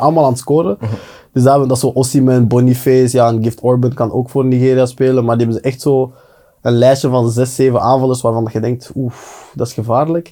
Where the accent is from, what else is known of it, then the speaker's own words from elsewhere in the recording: Belgium; wij als Belgen